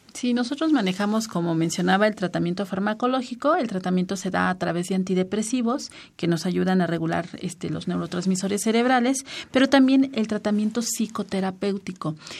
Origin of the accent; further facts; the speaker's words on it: Mexico; como mexicano tiene pretextos para festejar